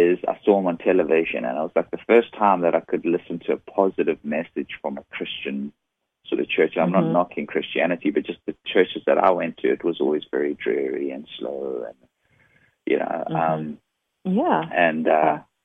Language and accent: English; South Africa; moved away as an adult; now in San Diego, United States; this funny, weird accent is from. I'm originally from South Africa. And, I live in San Diego now. I've been living in the U.S. since 2001.